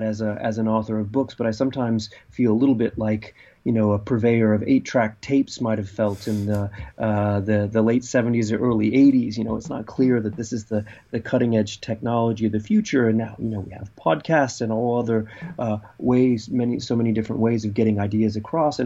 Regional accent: California, United States; growing up in California in the 1970s

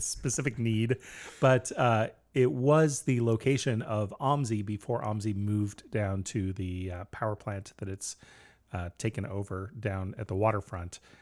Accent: United States

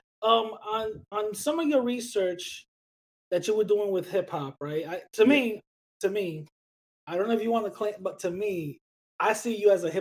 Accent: New York City, New York, United States; I grew up in the Bronx

